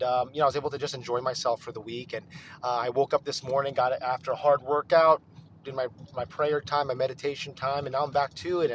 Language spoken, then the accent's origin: English; Northeast, United States; also born or lived in New York/New Jersey area; now in Texas, United States; it's actually winter here in Texas, and I grew up in the Northeast